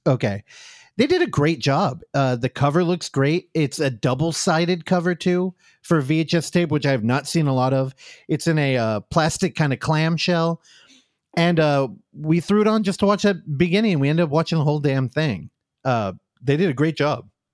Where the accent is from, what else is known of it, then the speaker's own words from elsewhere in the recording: United States; as an American